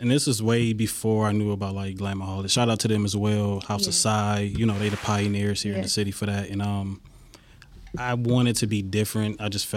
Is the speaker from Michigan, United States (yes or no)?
yes; Detroit, Michigan, United States; Born and raised in Detroit, East Side, Van Dyke Harbor area.